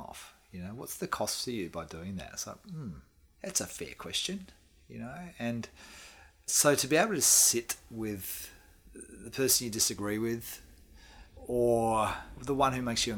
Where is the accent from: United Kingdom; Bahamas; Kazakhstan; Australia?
Australia; moved away as an adult; also born or lived in Perth; now in New Zealand; as an Australian moving to New Zealand